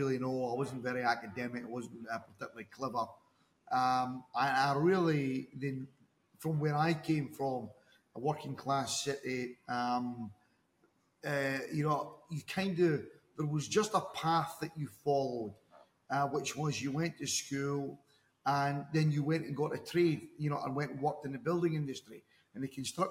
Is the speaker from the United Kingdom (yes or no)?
yes; Dundee, Scotland, United Kingdom; moved away as an adult; now in Dubai, United Arab Emirates; Originally from Scotland in the UK. I'm actually from the east coast of Scotland in a city called Dundee